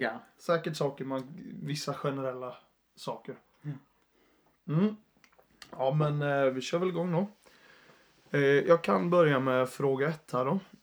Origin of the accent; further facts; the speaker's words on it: Jönköping, Jönköping County, Sweden; also born or lived in Uppsala; Jag är från Jönköping ursprungligen